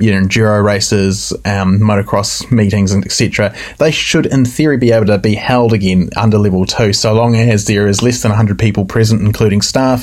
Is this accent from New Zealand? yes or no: yes; New Zealand; us as Kiwi motorcyclists